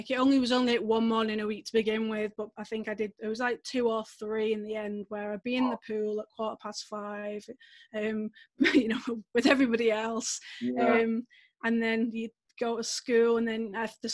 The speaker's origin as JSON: {"language": "English", "town": "Manchester", "region": "North West England", "country": "United Kingdom", "said": "I'm from Manchester, we had the Commonwealth Games here in Manchester"}